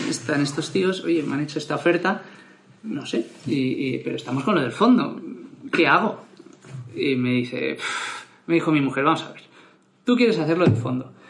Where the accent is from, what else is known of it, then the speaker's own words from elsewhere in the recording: Madrid, Community of Madrid, Spain; also born or lived in Barcelona; Yo soy de Barcelona, pero estudié el colegio en, en, Madrid. Me vine pequeñito a Madrid